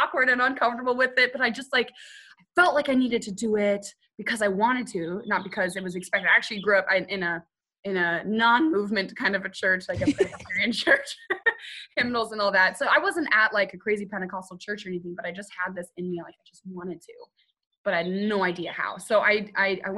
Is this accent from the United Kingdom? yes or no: yes; United Kingdom; I'm British